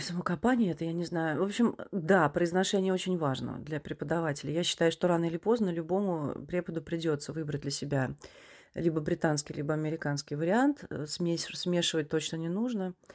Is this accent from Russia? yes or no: yes; Russia; moved away as an adult